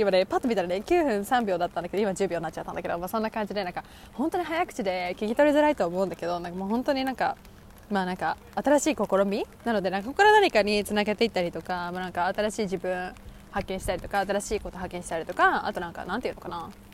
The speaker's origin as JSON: {"language": "Japanese", "country": "Japan", "tie": "born or raised there", "said": "私も多分ずっと日本で育ってきた"}